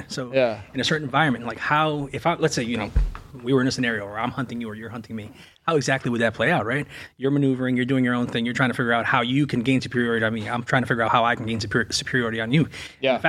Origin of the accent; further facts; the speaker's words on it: Revere, Massachusetts, United States; Yeah, I grew up in Boston, man.